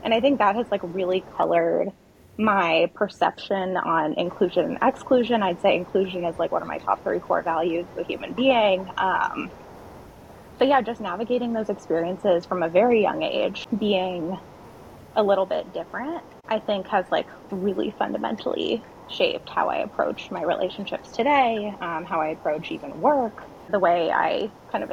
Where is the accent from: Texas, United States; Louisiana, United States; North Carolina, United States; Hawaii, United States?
Hawaii, United States; also born or lived in Madagascar; I was raised primarily in Hawaii, which is, I'd argue, the most unique state